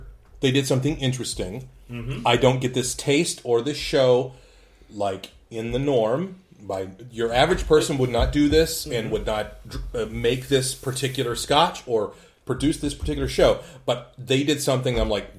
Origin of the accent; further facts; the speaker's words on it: the South, United States; Yeah. I'm from the South, man. We drink like radiator fluid.